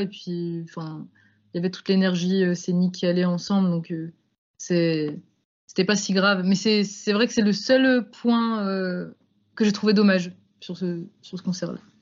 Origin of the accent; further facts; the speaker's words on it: Lyon, Auvergne-Rhône-Alpes, France; also born or lived in Grenoble; Je suis de Lyon, moi. Lyon, Grenoble